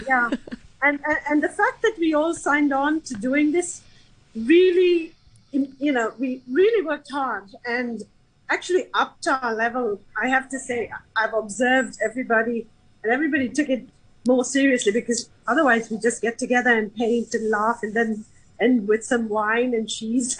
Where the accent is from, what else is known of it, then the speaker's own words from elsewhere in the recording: Sri Lanka; now in Hong Kong; I'm from Sri Lanka